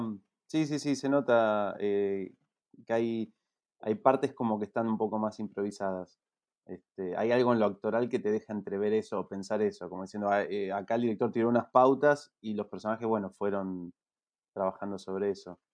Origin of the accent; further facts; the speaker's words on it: Neuquén, Argentina; moved away; yo crecí en Neuquén